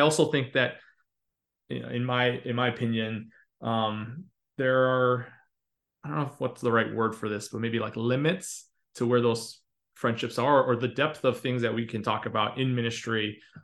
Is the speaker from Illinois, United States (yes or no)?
yes; Chicago, Illinois, United States; moved away; I grew up attending CCUC in Chicago